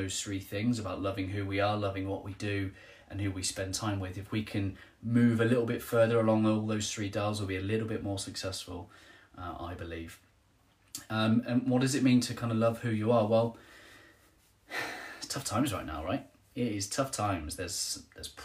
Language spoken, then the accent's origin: English; Trowbridge, South West England, United Kingdom; I'm from Trowbridge, just down the road from Helen